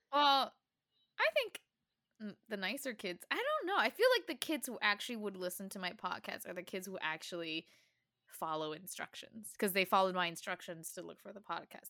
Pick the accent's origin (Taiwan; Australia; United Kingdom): Taiwan; growing up in Taiwan